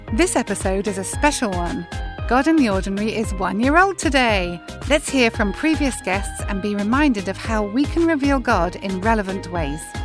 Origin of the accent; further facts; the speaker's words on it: Weymouth, South West England, United Kingdom; moved away; we are sitting here in a village just outside of Weymouth in Dorset, which is my hometown